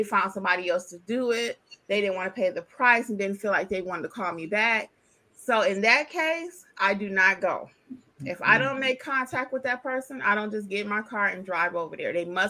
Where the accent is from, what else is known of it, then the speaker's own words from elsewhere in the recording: Detroit, Michigan, United States; moved away; I'm originally from Detroit.